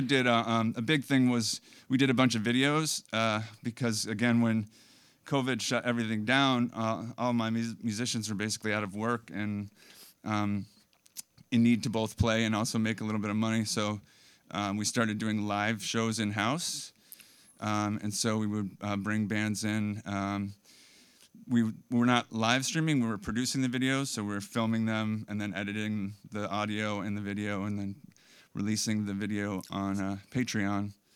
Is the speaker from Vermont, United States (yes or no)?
yes; Bellows Falls, Vermont, United States; also born or lived in Burlington, Vermont; grew up in Bellows Falls